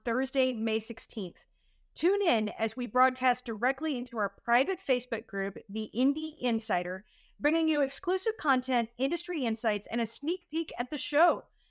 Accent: Texas, United States; I'm from Texas

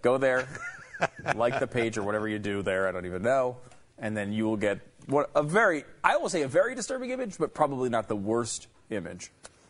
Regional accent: Northeast, United States; moved away; I'm from the Northeast.

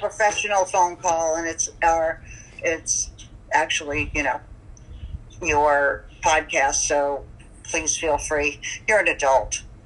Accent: St. Petersburg, Florida, United States; born or raised there; also born or lived in Brooklyn, New York / Lynbrook, New York / Manhattan, New York

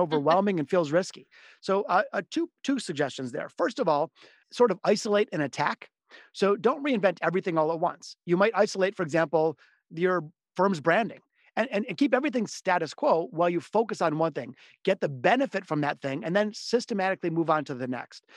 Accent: Detroit, Michigan, United States; I'm from the city of Detroit. I was born here in Detroit, as were my parents and grandparents

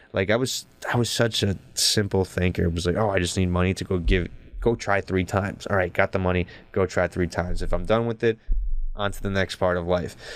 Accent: New Jersey, United States; I was from Jersey

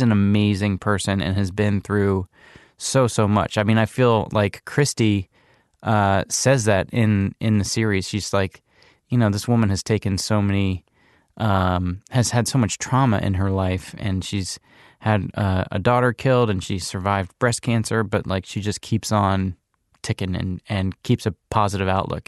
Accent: Charlottesville, Virginia, United States; moved away; has lived in Charlottesville, Virginia, which is my hometown.

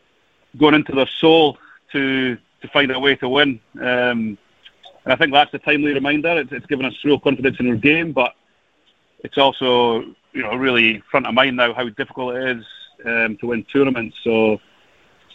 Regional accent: Scotland, United Kingdom; as a Scotsman

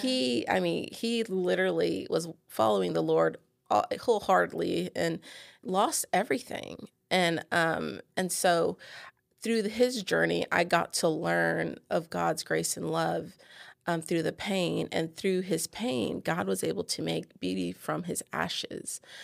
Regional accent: San Antonio, Texas, United States; now in Bossier City, United States; I live in Bossier City, Louisiana. I'm originally from San Antonio.

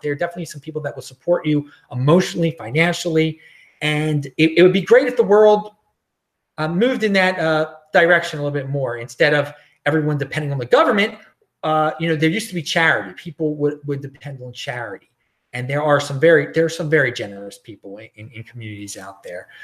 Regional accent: Baltimore, Maryland, United States; moved away; I'm some dude from Baltimore

